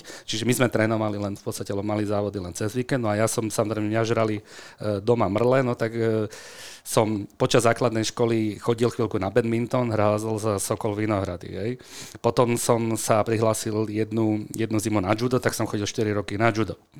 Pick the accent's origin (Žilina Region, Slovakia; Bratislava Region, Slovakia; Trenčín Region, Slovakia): Bratislava Region, Slovakia; Bratislava; also born or lived in Senec; vyrastal som na Kramároch bratislavských